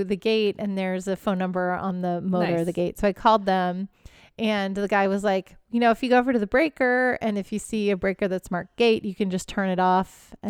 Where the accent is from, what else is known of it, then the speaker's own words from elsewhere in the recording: Pacific Northwest, United States; Miss, I'm from Pacific Northwest. We wear rain boots.